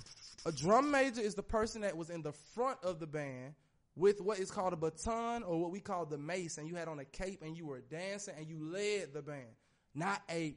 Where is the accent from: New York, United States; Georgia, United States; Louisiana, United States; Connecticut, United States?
Georgia, United States; Atlanta; I'm from Atlanta.